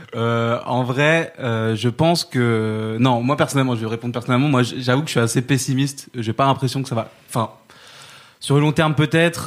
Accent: Saint-Denis, Île-de-France, France; j'ai grandi euh, j'ai grandi à Saint-Denis

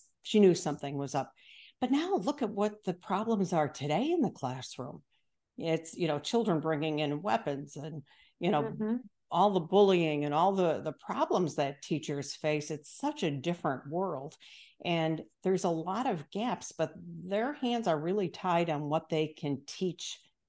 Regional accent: Chicago, Illinois, United States; I'm from the Midwest as well, the Chicago area

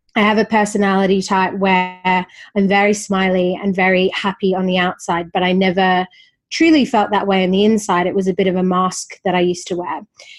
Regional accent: Perth, Western Australia, Australia; also born or lived in Sydney; I grew up in Perth. I lived 6 years in Sydney from 19 to 25.

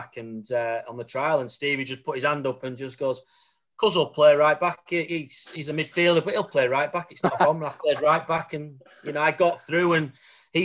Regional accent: Baildon, Yorkshire and the Humber, United Kingdom; also born or lived in Shipley / Bradford; I was born in Bradford, well, in Shipley, lived in Bailden all my life, grew up there

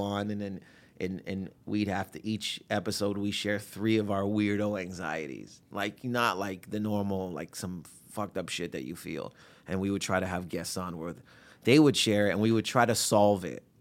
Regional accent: Windsor, Ontario, Canada; growing up in Windsor

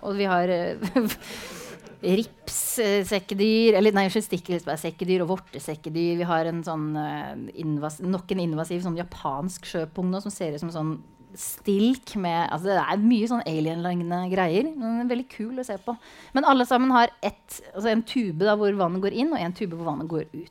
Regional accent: Sarpsborg, Østfold, Norway; jeg er jo fra Sarpsborg

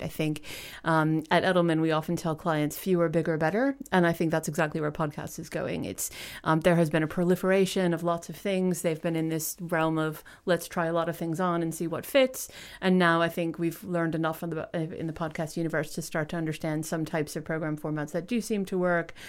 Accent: United States; moved away as an adult; now in United Kingdom; as an American

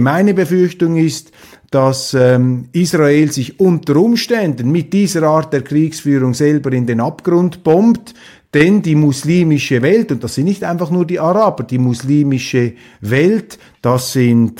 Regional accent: Switzerland; als Schweizer, als Verschonter da hinter den sieben Bergen

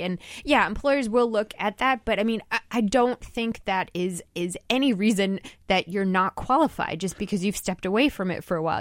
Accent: New Jersey, United States; from New Jersey, my home state

